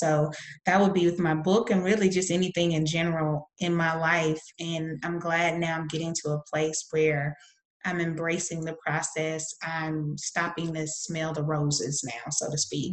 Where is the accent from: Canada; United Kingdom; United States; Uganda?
United States; the South; I'm from the South in the United States